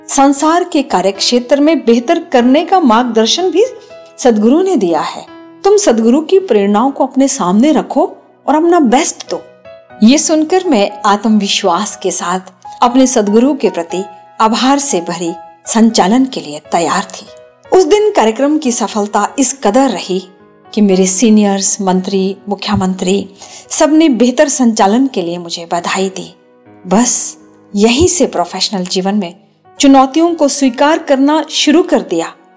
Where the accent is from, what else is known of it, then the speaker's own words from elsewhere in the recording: our village near Manali, Himachal Pradesh, India; पर्यटन नगरी मनाली के समीप बसे हमारे गांव में